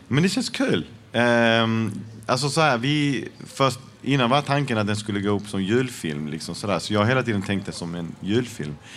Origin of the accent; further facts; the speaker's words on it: Malmö, Skåne, Sweden; Jag är född och uppvuxen i Malmö. Mina föräldrar kom från Chile.